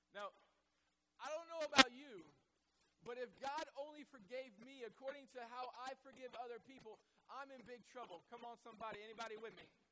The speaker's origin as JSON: {"language": "English", "region": "the Bible Belt", "country": "United States", "tie": "born or raised there", "said": "I grew up in the Bible Belt"}